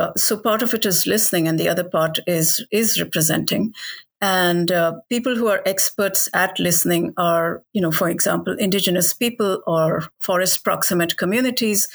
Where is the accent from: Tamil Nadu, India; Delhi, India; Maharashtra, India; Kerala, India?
Delhi, India; Ever since I was a child, you know, growing up in Delhi, where I was surrounded by animals